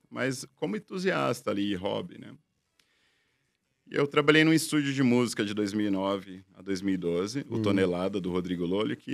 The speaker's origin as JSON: {"language": "Portuguese", "region": "São Paulo", "country": "Brazil", "said": "Eu sou da região do ABC, então tinha muita demanda."}